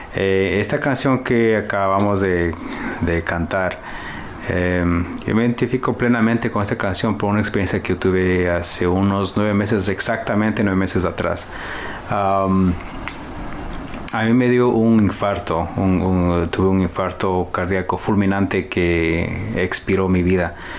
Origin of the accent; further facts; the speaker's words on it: Quito, Pichincha, Ecuador; also born or lived in Canada; now in Toronto, Canada; somos del Ecuador, de Quito